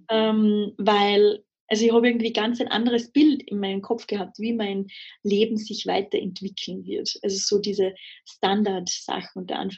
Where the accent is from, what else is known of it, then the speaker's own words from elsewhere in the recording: Austria; also ich bin in Österreich am Land aufgewachsen, mhm. ähm, in den Bergen